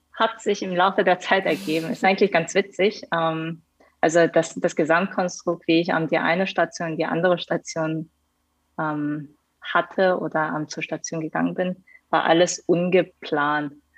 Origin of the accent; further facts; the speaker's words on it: Hanover, Lower Saxony, Germany; moved away as an adult; also born or lived in South Korea / Karlsruhe; now in Munich, Germany; bin ich geboren in Südkorea, bin dann mit neun nach Deutschland gekommen und dort dann halt in Hannover ähm, meine, meine Schulzeit dann auch in Deutschland ähm, verbracht